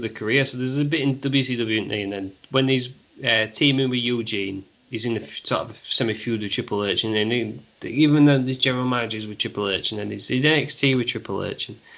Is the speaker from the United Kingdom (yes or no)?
yes; United Kingdom; we're British